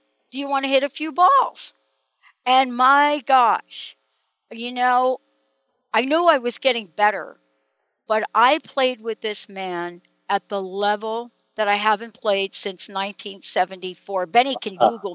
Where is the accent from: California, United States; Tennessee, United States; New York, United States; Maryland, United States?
New York, United States; I'm a girl from New York